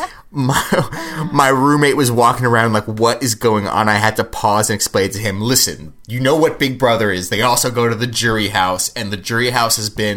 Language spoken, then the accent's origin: English; Los Angeles, California, United States; I grew up in Los Angeles